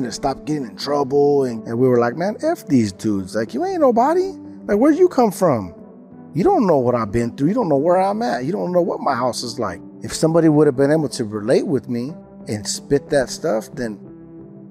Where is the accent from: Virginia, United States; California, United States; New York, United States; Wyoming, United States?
California, United States; I'm from California